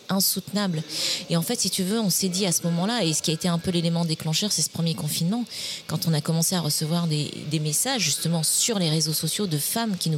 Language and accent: French; Réunion, France; also born or lived in Montpellier; je suis née à Montpellier, et j'ai vécu toute mon enfance et une partie de mon adolescence à l'île de la Réunion.